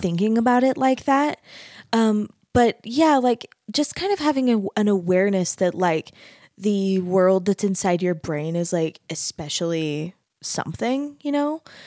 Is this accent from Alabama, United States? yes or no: no; Mesa, Arizona, United States; moved away as an adult; also born or lived in Utah / North Texas; I grew up in Mesa, Arizona